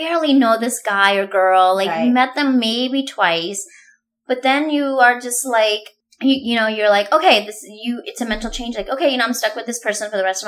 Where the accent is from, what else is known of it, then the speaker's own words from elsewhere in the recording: India; I am allowed to make an Indian accent because I am Indian